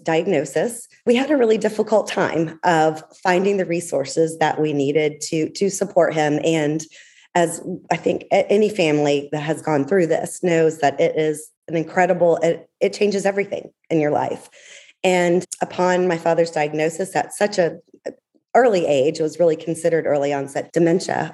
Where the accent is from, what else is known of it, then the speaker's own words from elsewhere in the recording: Atlanta, Georgia, United States; moved away; I am born and raised in Atlanta